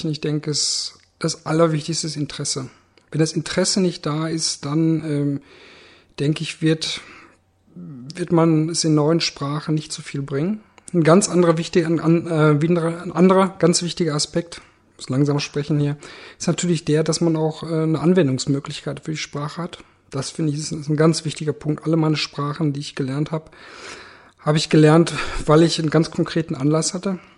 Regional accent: Germany; Ähm, ich bin Deutscher, deutscher Staatsbürger.

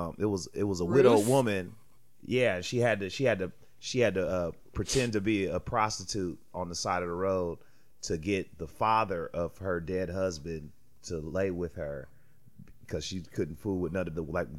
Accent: United States; Sure, I'm a proud American.

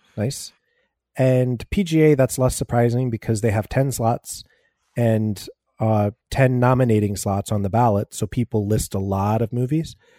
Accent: United States; I'm American

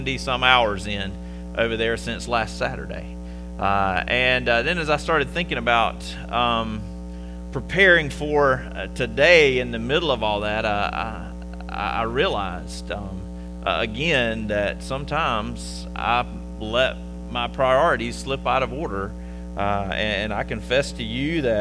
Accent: Conway, South Carolina, United States; moved away as an adult; now in Upstate South Carolina, United States; I am originally from Conway, South Carolina

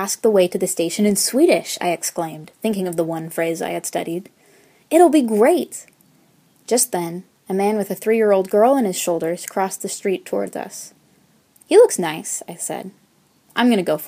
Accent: United States; accent: American; my hopelessly American accent

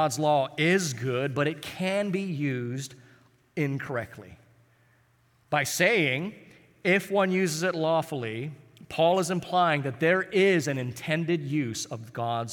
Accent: Honolulu, Hawaii, United States; I grew up in Hawaii, and I used to hang out in this kind of rougher part of town called Kalihi

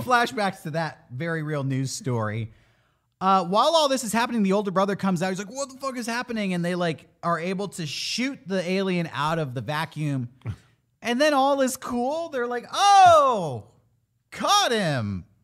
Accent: California, United States; as a Californian

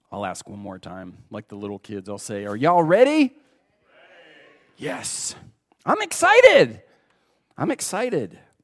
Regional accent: United States; We're Americans

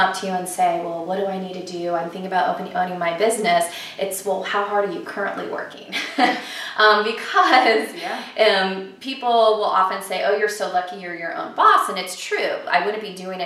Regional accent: California, United States; moved away as an adult; also born or lived in South Carolina; I grew up in California, I have a lot of family on the East Coast

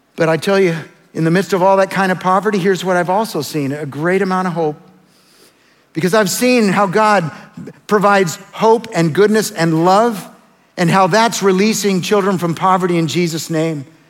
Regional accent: El Salvador; moved away; I was born in El Salvador

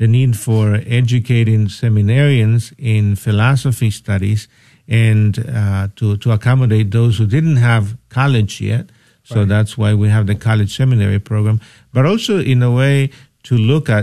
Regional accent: El Salvador; moved away; I'm originally from El Salvador, and I've been ordained 24 years

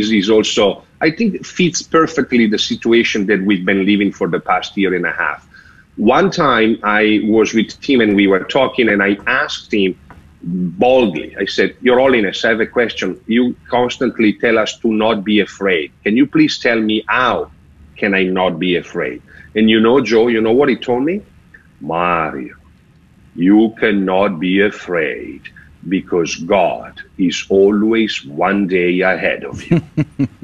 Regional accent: Sotto il Monte, Lombardy, Italy; first language Italian; English is a second language; moved away as an adult; also born or lived in Rome, Italy; I am the only Swiss guard till today that I was born abroad and raised abroad. So being born in Bergamo, just outside of Milano, being Italiano, my mother tongue language

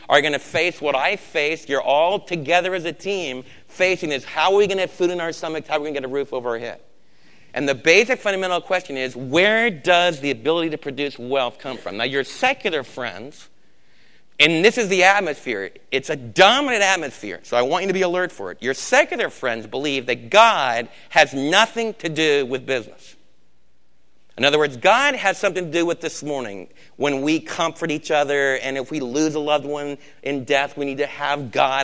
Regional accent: East Coast, United States; moved away; also born or lived in Texas / Los Angeles; I'm from the East Coast, and now I'm from Texas.

